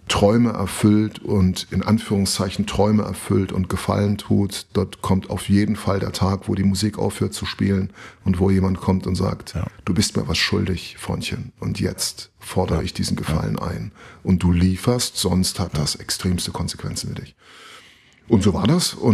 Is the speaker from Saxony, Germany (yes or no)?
yes; Saxony, Germany; Der Osten ist meine Heimat. Ich bin durch und durch ostdeutsches Brötchen. Genau genommen bin ich sächsisches Brötchen